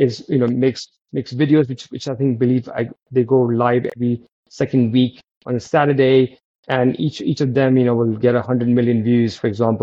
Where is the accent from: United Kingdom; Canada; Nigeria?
United Kingdom; as British founders and as Commonwealth founders